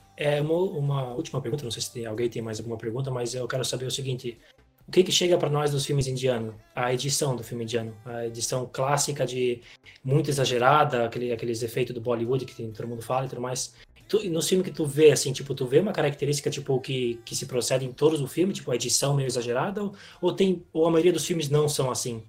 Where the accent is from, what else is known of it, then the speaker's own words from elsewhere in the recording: Brazil; Eu sou brasileiro